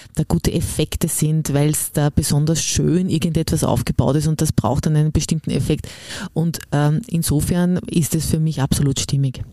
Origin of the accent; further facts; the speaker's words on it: Upper Austria, Austria; ich bin ja Oberösterreicherin